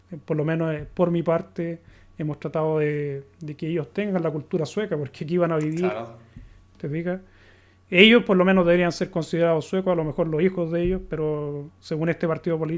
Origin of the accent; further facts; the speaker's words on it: Chile; now in Sweden; considerar sueco porque yo no tengo la, cultura sueca, no me crié aquí, ¿cachai?